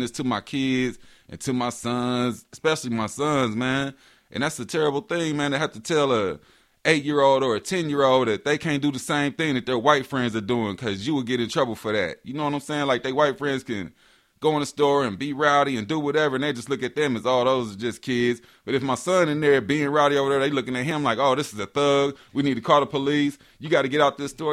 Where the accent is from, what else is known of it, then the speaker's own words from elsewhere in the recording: Marion, Indiana, United States; I was born in Marion, Indiana, small town. Grew up in the church